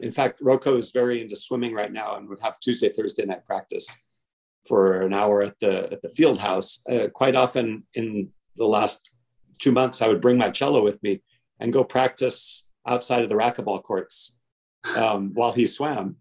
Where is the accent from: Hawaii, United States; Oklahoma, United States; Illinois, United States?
Hawaii, United States; I was born and raised in Hawaii